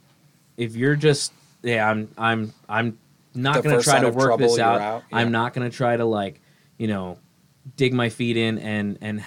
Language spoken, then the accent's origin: English; Kearney, Missouri, United States; now in Lehigh Acres, United States; I experienced a cult come through my hometown that convinced a lot of teenagers to move to Ohio from Kearney, Missouri